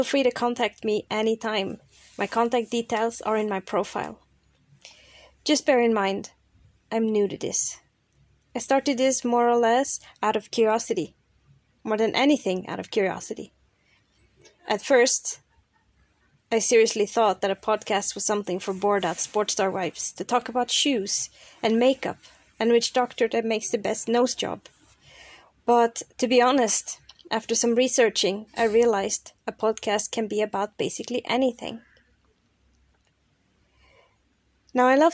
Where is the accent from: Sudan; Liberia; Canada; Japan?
Canada; Toronto, Ontario; moved away as an adult; also born or lived in Brazil / Lisbon, Portugal; now in London, United Kingdom; I was born and grew up in the outskirts of Toronto, in Canada